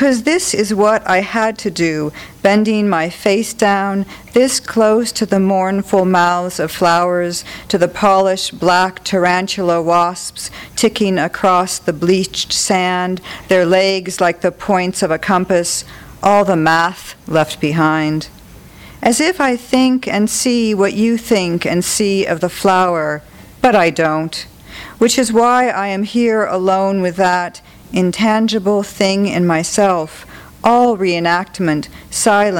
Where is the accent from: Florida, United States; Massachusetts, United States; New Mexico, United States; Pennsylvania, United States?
New Mexico, United States; I'm from New Mexico.